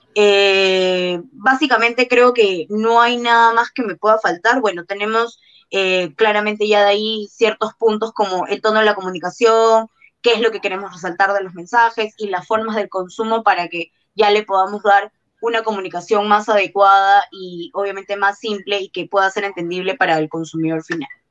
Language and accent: Spanish; Peru; la mayoría de los que somos peruanos